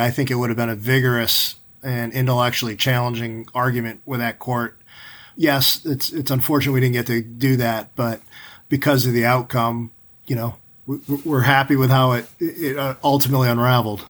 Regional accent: New York, United States; as a kid growing up in New York

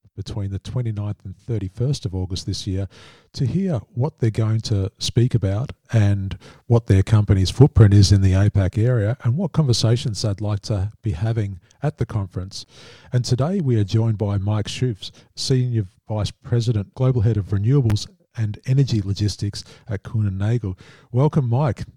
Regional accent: Australia; as an Australian

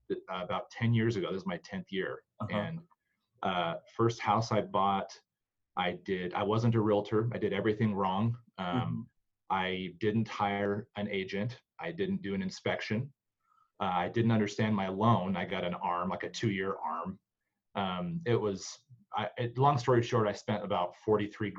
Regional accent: Bay Area, California, United States; moved away as an adult; now in Utah, United States; I came out here from California 18 years ago. I was born in the Bay Area.

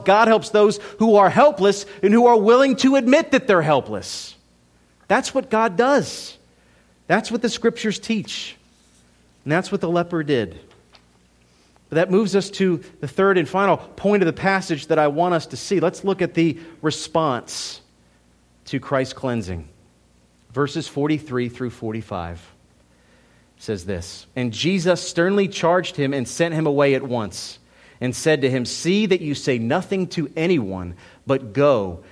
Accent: United States; As an American in two thousand sixteen

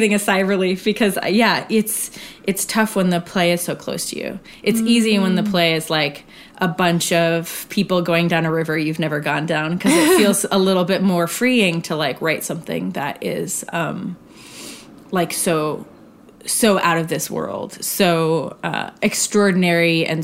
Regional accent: Arizona, United States; I grew up in Arizona.

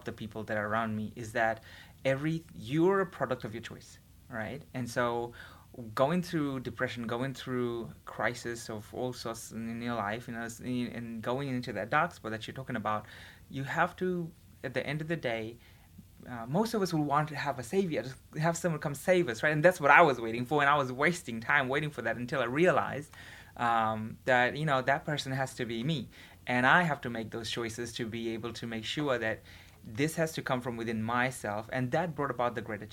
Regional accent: Fiji; moved away as an adult; now in Hawaii, United States; I'm from Fiji, and this is my last semester here at BYU Hawaii.

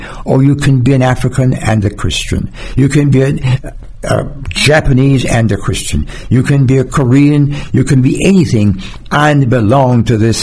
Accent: Jamaica; now in United States; as a Jamaican coming to America

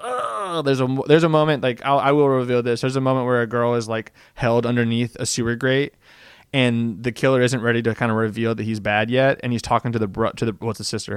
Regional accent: Tennessee, United States; I'm from Tennessee

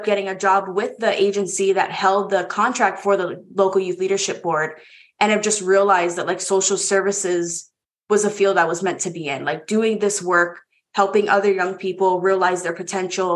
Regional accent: Hawaii, United States; moved away as an adult; now in Baltimore, United States; born and raised in Hawaii

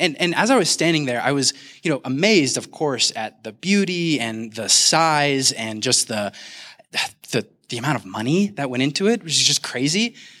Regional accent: Kansas City, United States; now in Denver, United States; I'm actually originally from Kansas City.

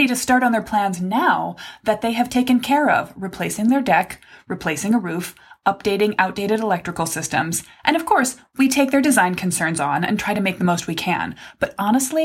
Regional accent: Midwest, United States; I was raised in the Midwest

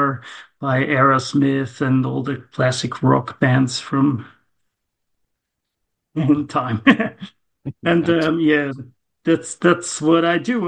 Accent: Gommiswald, St. Gallen, Switzerland; also born or lived in near Zurich; I'm from Switzerland, Zurich. Near Zurich is my location

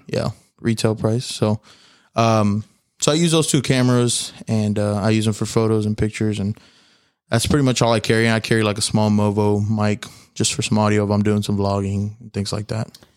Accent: Houston, Texas, United States; I'm from Houston, Texas

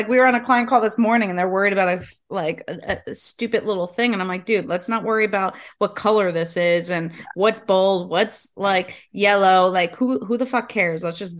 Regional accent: the South, United States; A hoot. I'm from the South.

